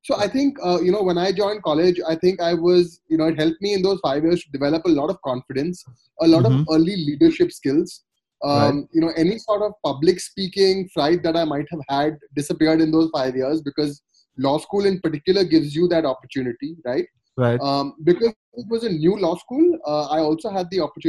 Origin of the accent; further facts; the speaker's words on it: Kolkata, West Bengal, India; moved away as an adult; also born or lived in Sonipat; I grew up in Calcutta